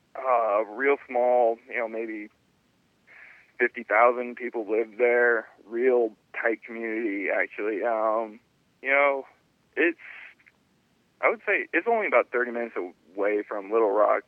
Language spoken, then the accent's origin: English; San Francisco Bay Area, California, United States; moved away as an adult; also born or lived in Arkansas; I am from the San Francisco Bay Area